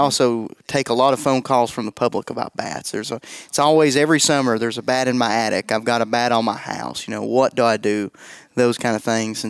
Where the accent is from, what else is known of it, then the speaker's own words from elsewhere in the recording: East Tennessee, United States; I'm from East Tennessee, so I mispronounce things